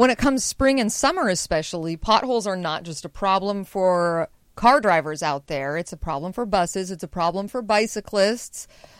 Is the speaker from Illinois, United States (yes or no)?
no; Spokane, Washington, United States; now in Seattle, United States; I'm from Spokane.